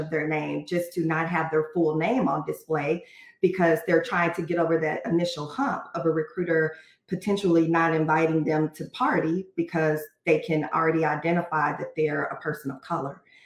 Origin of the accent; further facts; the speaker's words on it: Fort Worth, Texas, United States; as African-Americans growing up in an area, I'm from Texas, from Fort Worth.